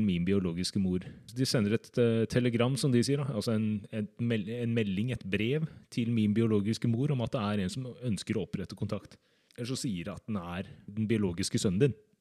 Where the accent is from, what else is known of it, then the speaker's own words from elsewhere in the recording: Drammen, Buskerud, Norway; also born or lived in Seoul, South Korea; så er jeg fra Drammen.